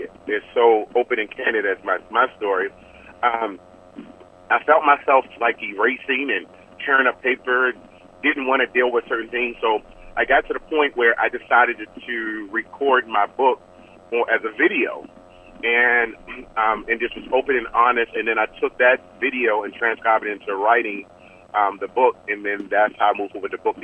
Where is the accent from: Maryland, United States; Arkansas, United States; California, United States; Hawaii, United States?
Maryland, United States; Baltimore; now in Arizona, United States; I was born and raised in Baltimore, Maryland, and I currently reside in Arizona.